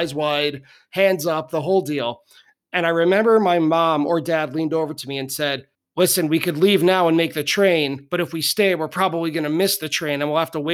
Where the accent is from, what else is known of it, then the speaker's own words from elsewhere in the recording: Long Island, New York, United States; born and raised on Long Island